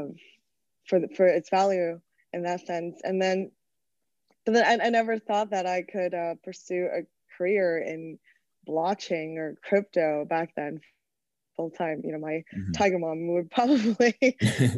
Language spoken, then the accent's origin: English; China; moved away as an adult; also born or lived in United States / New York / Hong Kong; I was actually born and raised in China. I went to the States for college